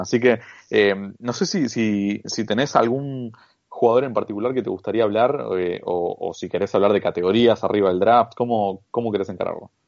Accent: Argentina; yo como argentino

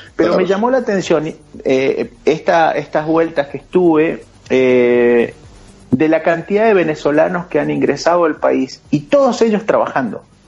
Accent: Argentina; nosotros los argentinos

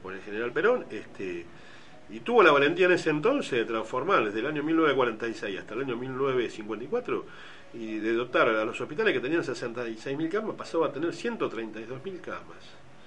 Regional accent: Bahía Blanca, Buenos Aires Province, Argentina; nací en Bahía Blanca, soy de Bahía Blanca, soy bahiense.

